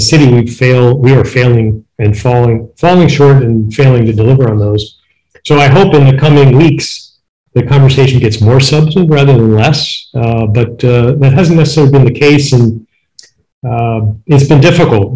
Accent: Midwest, United States; I grew up in the Midwest

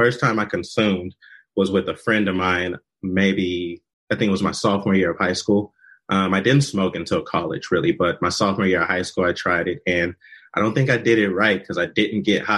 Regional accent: Oklahoma City, Oklahoma, United States; also born or lived in Dallas, Texas / Salina, Kansas; now in Seattle, United States; I'm born and raised in Oklahoma City.

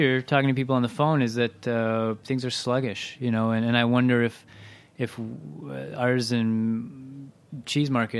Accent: Midwest, United States; as a Midwesterner

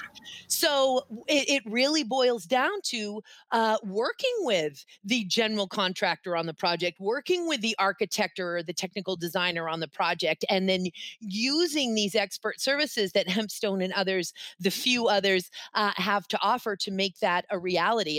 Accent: Boston, Massachusetts, United States; I grew up, of course, in New England. I was born in Boston

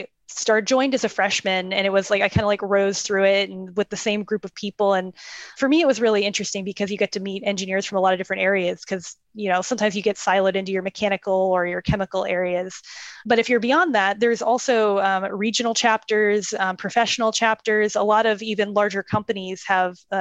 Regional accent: Tampa, Florida, United States; So I went at my hometown from Tampa, Florida

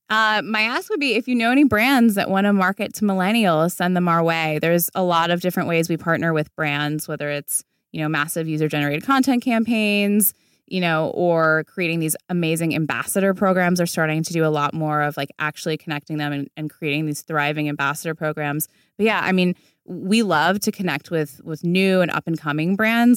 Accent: D.C., Virginia, United States; moved away as an adult; also born or lived in New York; now in Los Angeles, United States; I'm from Virginia, outside Washington, D C. My whole family's still there

